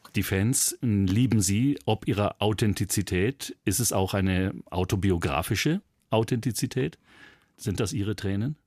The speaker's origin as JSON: {"language": "German", "region": "Bavaria", "country": "Germany", "said": "bei uns in Bayern"}